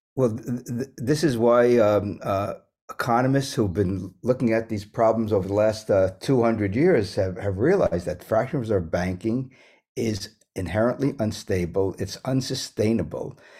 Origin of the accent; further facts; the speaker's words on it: New York City, New York, United States; also born or lived in West Germany / Manhattan / Bronx; growing up in New York City